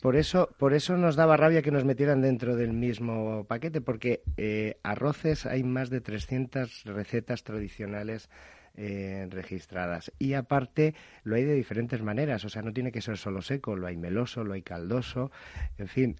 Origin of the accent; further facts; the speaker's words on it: Madrid, Community of Madrid, Spain; moved away as an adult; now in Alicante, Spain; yo soy nacido en Madrid, pero me fui a Alicante hace más de 23 años